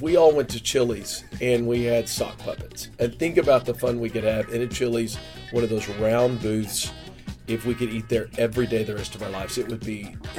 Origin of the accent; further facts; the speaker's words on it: North Richland Hills, Texas, United States; I'm from North Richland Hills, Texas. It's closer to Fort Worth than Dallas. It's in the Metroplex.